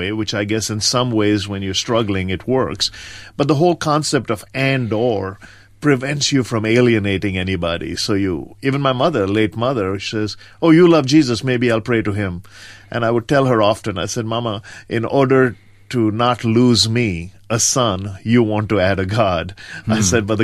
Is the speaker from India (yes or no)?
yes; India; moved away; I grew up in rural India on the East Coast, a small town between Madras and Calcutta, and spent all my formidable years there, primary education.